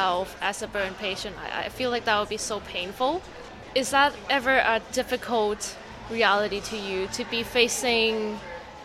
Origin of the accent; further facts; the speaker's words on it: Hong Kong; I'm from Hong Kong